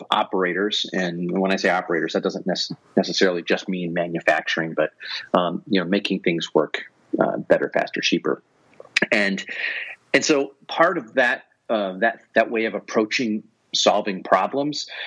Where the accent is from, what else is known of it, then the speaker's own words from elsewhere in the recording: Northeast Ohio, United States; moved away as an adult; also born or lived in Connecticut / Seattle; I grew up in Northeast Ohio, so I understand the weather there